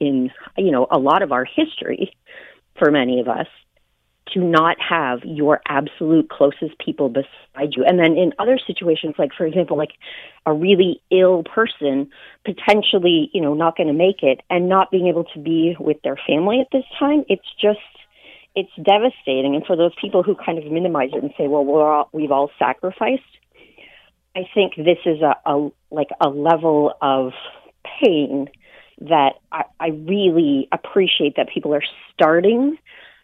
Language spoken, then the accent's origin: English; Niagara Falls, Ontario, Canada; growing up in Niagara Falls